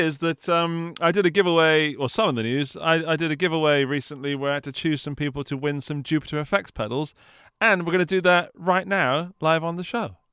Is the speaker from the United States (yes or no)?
no; England, United Kingdom; I'm English